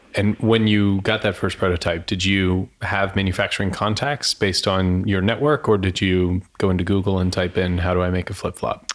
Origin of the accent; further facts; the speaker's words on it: Florida, United States; I grew up in Florida